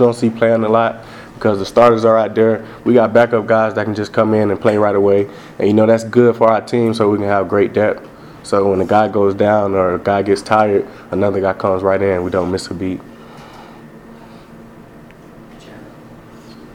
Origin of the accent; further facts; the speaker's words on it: Pensacola, Florida, United States; moved away as an adult; now in Logan, United States; I'm from Pensacola